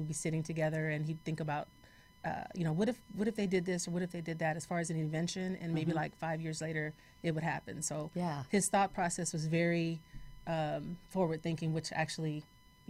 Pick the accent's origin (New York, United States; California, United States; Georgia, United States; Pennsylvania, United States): California, United States; Gardena; also born or lived in Los Angeles; I was born in Los Angeles and raised in Gardena, California, which is about maybe 6 miles south of Los Angeles.